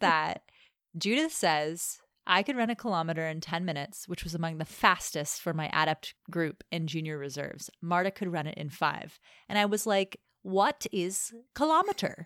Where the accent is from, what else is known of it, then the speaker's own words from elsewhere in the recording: United States; I'm American